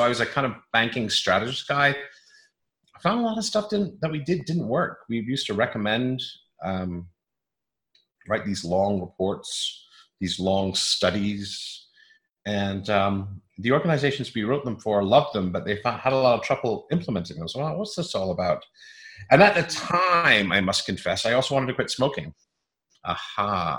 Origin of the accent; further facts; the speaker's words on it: England, United Kingdom; also born or lived in British Columbia, Canada; I was born there, so I have some claim to Canadian roots. I moved away when I was 6 months old, and we moved to England